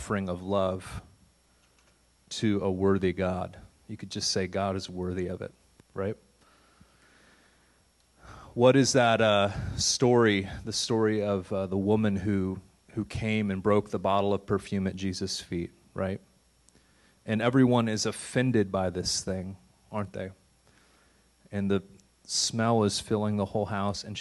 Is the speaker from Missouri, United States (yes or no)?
yes; St. Louis, Missouri, United States; moved away as an adult; also born or lived in Santa Fe / Massachusetts; St. Louis is my hometown